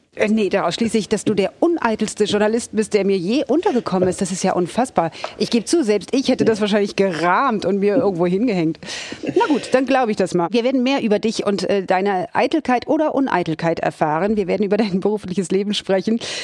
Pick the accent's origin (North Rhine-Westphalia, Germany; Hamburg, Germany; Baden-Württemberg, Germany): Hamburg, Germany; ich bin ja gebürtige Hamburgerin